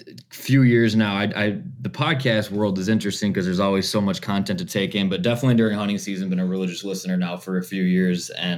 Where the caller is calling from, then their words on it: Coon Rapids, Minnesota, United States; I am in Coon Rapids, Minnesota, just north of Minneapolis.